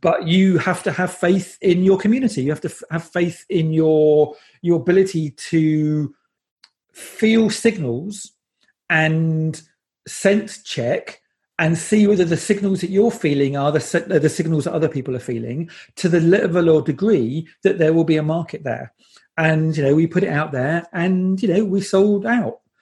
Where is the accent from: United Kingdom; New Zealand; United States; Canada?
United Kingdom; I'm British